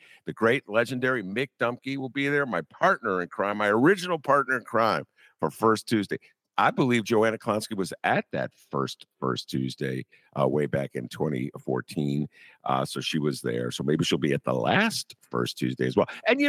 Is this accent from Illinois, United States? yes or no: yes; Evanston, Illinois, United States; I grew up in Evanston. Evanston's a genteel, very polite, nice North Shore suburb.